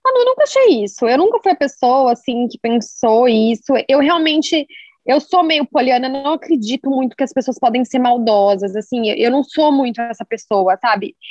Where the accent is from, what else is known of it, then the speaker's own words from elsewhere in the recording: Londrina, Paraná, Brazil; na minha cidade natal, assim, né? Nós dois somos de Londrina.